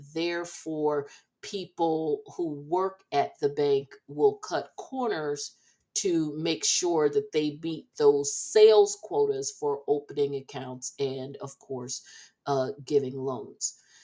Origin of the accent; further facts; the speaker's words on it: New Jersey, United States; I uh, was born and raised in Jersey